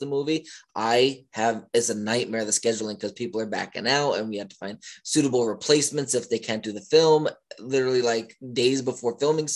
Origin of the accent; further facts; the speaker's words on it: Pennsylvania, United States; moved away as an adult; now in Baltimore, United States; I'm originally from Pennsylvania